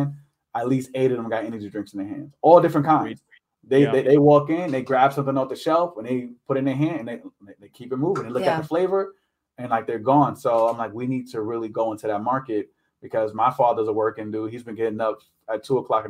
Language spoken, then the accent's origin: English; New York, United States; now in Maryland, United States; I'm from New York, right? I live up in New York